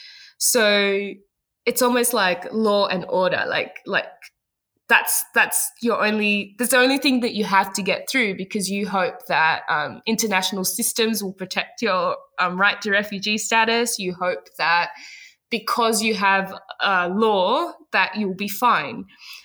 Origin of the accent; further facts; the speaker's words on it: Ghana; moved away; I remember always living in a bit of a multicultural bubble where I grew up in Ghana